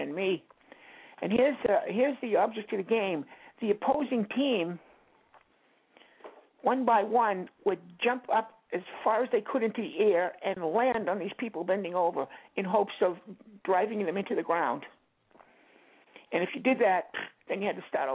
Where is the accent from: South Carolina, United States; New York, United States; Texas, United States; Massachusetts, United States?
Massachusetts, United States; Boston; I'd go down to Scully Square and go into Penny Arcade all day